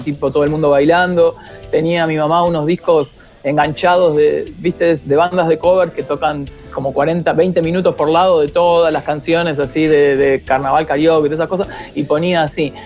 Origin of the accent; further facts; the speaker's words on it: Haedo, Buenos Aires Province, Argentina; yo soy de Aedo